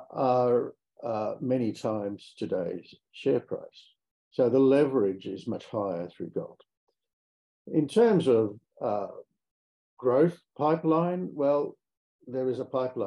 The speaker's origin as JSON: {"language": "English", "country": "Australia", "also_born_or_lived": "Riyadh, Saudi Arabia", "accent": "Australian", "moved": "as an adult", "said": "You might be able to tell from my accent that I come from Australia."}